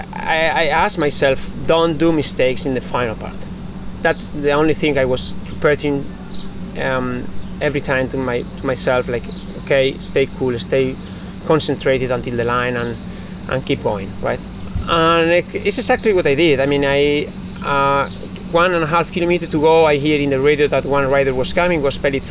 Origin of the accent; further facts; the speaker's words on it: Basque Country, Spain; English is a second language; also born or lived in Italy; I'm from País Vasco, as you said, and I grew up going with my sandwich and my backpack up the mountain, up to Jaizkibel, to see the race every year, every summer.